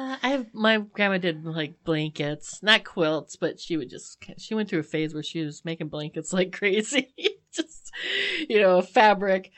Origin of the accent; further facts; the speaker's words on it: United States; as an American